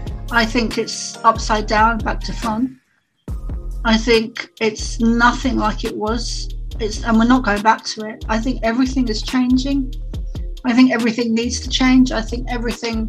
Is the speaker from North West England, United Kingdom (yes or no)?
no; London, United Kingdom; I grew up in London in the East End, which would be similar to the equivalent of the Bronx